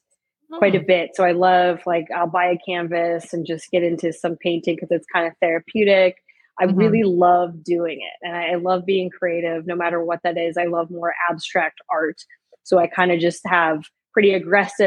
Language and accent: English; Saskatchewan, Canada; moved away as an adult; I'm Canadian and I came from Saskatchewan.